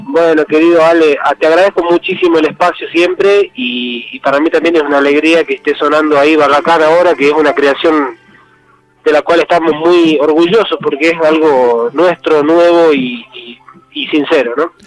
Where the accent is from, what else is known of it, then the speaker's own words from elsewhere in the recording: Tilcara, Jujuy, Argentina; yo soy de acá de Tilcara